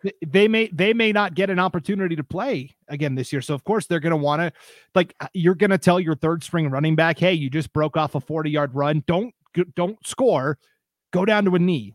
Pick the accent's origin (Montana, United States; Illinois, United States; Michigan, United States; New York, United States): Montana, United States; now in North Idaho, United States; where I grew up in Montana